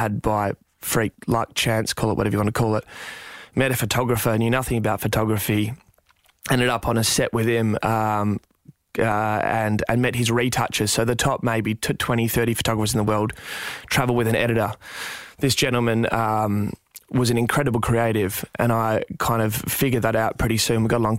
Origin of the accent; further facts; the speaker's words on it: Perth, Western Australia, Australia; I grew up in Perth, in West Australia, and I was fairly hungry from the get-go.